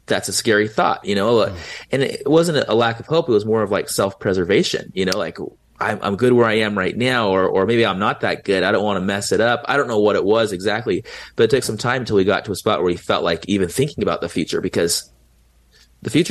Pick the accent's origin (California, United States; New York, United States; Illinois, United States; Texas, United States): California, United States; San Diego; I was 16 and I'm from San Diego